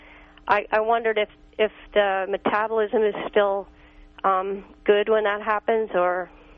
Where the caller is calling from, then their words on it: New York, United States; Hi, I'm calling from New York.